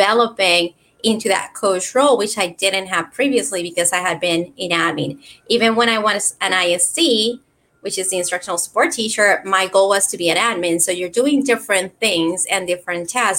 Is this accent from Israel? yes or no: no; Puerto Rico; accent: Puerto Rican; moved away as an adult; also born or lived in Florida; I started in education over 20 years ago in Puerto Rico. That's where I'm from, and that's where my accent is from